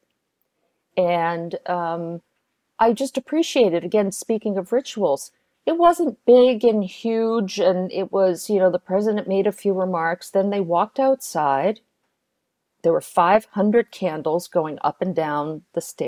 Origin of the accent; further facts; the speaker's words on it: New York, United States; now in Chicago, United States; I'm from New York and now I'm in Chicago